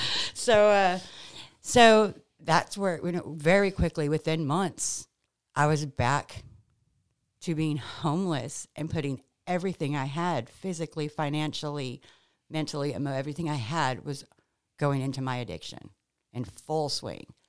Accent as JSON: {"language": "English", "region": "California", "country": "United States", "tie": "born or raised there", "also_born_or_lived": "New Orleans, Louisiana / Hollywood", "moved": "yes", "lives_now": "Mississippi, United States", "said": "we moved to California when I was six years old"}